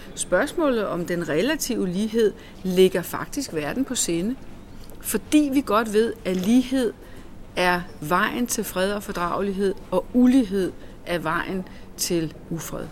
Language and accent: Danish; Denmark; vi er danskere